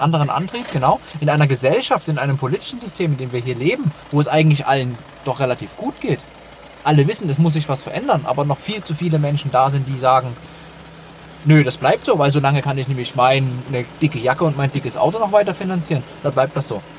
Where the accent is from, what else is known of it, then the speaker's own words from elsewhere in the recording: Dresden, Saxony, Germany; eine Fußballmannschaft äh, aus meiner Heimatstadt